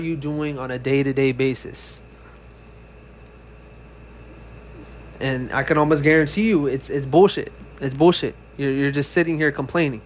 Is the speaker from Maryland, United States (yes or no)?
no; California, United States; moved away as an adult; now in Texas, United States; I was born and raised in California, but last year I moved to Texas